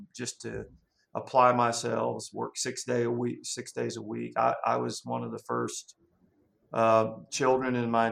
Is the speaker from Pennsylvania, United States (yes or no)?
no; Niagara Falls, New York, United States; now in Georgia, United States; I'm one of those Southerners that grew up in Niagara Falls, Georgia, New York. So a little bit different growing up in Western New York